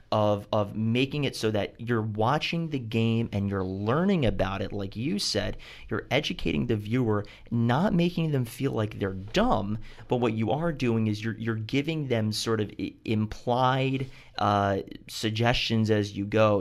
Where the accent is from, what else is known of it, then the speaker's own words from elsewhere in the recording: Baltimore, Maryland, United States; being from Baltimore, I never played lacrosse